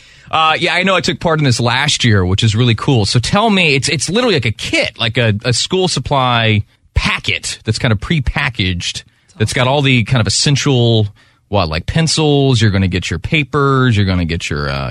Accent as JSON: {"language": "English", "region": "Alabama", "country": "United States", "tie": "born or raised there", "moved": "yes", "said": "I grew up broke in Alabama, single mom, three kids"}